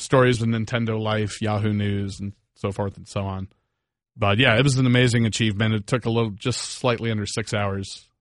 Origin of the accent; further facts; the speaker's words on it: Northern Virginia, United States; now in South Florida, United States; I'm originally from Virginia, Northern Virginia